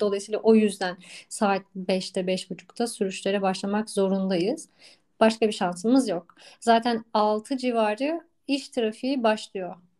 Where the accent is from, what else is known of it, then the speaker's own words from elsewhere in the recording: Istanbul, Turkey; moved away as an adult; also born or lived in Tekirdağ; ben doğma büyüme e, İstanbul'da e, yaşayan bir insandım.